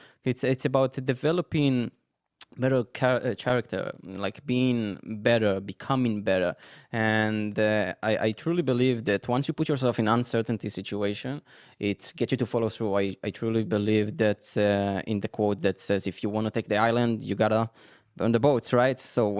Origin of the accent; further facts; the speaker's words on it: Netanya, Central District, Israel; moved away; I grew up in Netanya. So Netanya is in the middle, kind of very, very close to Herzliya, Tel Aviv.